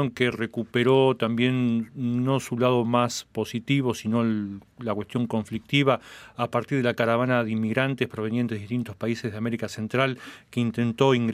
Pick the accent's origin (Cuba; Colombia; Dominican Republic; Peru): Cuba; soy cubano, actor, director, productor de cine cubano. Estoy de visita en Ottawa